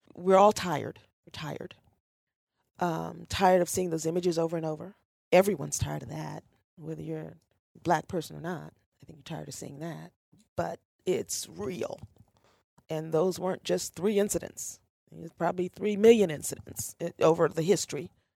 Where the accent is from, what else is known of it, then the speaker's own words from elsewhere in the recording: Ohio, United States; I was born in Ohio. This is home.